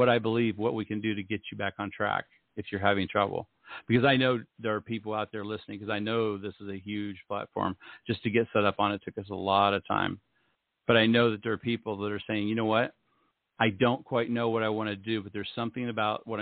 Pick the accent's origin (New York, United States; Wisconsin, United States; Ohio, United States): Ohio, United States; moved away as an adult; also born or lived in Utah; I grew up in Ohio